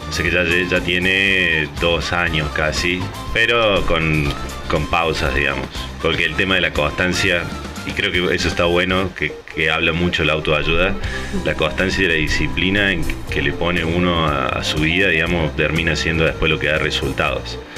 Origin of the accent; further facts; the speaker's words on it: Argentina; moved away as an adult; now in San Diego, United States; tengo 33 años, soy de Argentina. Llegué a vivir acá a San Diego hace 4 años